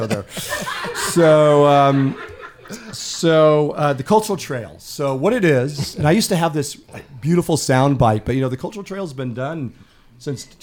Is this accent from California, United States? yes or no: yes; San Diego, California, United States; moved away; I grew up in San Diego